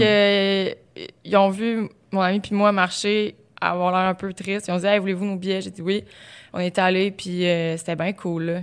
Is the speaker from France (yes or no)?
no; Beauce, Quebec, Canada; moved away as an adult; Ça faisait pas si longtemps que ça que j'étais partie de la Beauce, que j'arrivais à Québec, j'étudiais